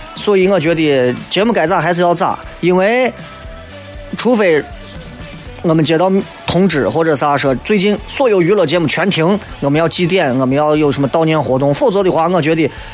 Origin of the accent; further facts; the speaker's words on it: China; 作为中国人来讲